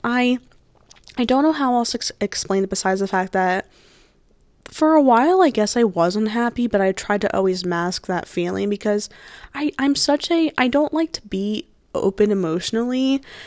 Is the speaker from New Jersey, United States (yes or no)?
yes; New Jersey, United States; I am from New Jersey. That's where the school is. Um, born and raised. I was born on the shore